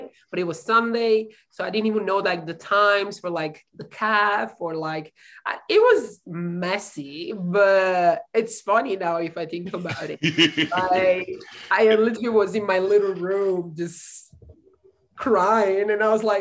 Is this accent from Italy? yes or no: yes; Italy; moved away as an adult; now in San Angelo, United States